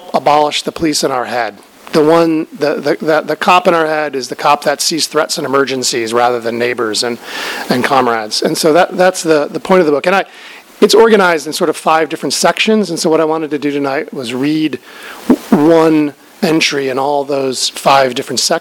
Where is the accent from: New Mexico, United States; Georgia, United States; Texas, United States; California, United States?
New Mexico, United States; Albuquerque; I'm from Albuquerque